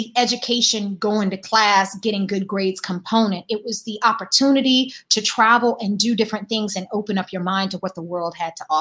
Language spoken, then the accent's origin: English; Durham, North Carolina, United States; moved away as an adult; now in California, United States; growing up in Durham, I was always surrounded by Black folks